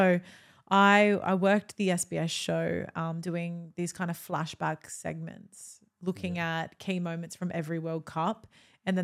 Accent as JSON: {"language": "English", "country": "Australia", "said": "I'm neither Italian. I'm Australian. I'm not Italian."}